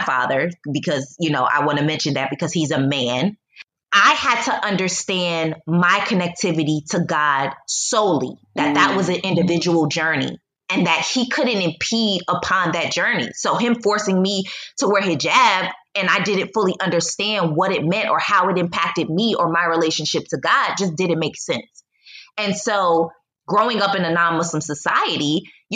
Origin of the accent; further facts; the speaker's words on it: United States; also born or lived in Poland / China / Egypt; now in Mexico; Although I am a Black American, I still am an American